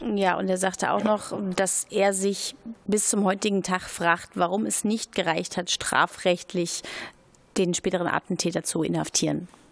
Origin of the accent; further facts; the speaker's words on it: Berlin, Germany; ich bin Berlinerin